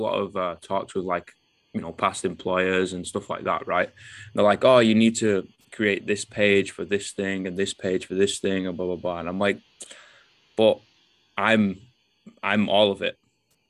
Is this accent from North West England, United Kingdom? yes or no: yes; Manchester, North West England, United Kingdom; moved away; I'm from Manchester